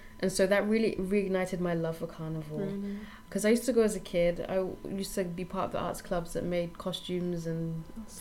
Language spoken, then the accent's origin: English; United Kingdom; us growing up in Britain